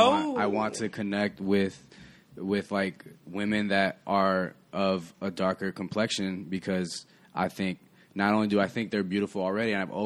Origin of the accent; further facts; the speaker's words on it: Chicago, Illinois, United States; I grew up in Chicago